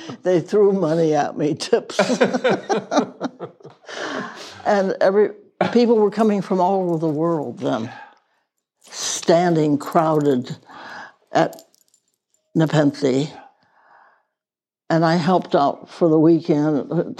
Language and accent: English; Wales, United Kingdom; born there; I was born in Wales and could speak a few words of Welsh.